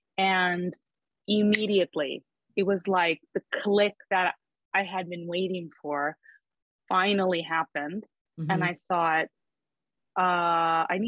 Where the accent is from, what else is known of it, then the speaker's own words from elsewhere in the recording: Fort Lauderdale, Florida, United States; also born or lived in Palm Beach County, Florida; I grew up in Fort Lauderdale. We moved to Palm Beach County so that I could go to an arts high school there